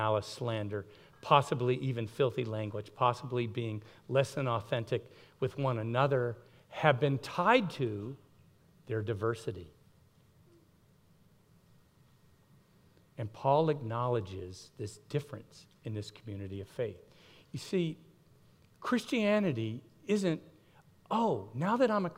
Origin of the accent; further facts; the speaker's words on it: Miami, Florida, United States; I grew up in Miami, Florida